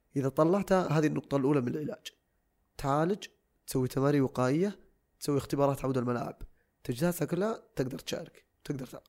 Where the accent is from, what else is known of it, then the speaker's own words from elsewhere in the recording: Saudi Arabia; عندنا في السعوديه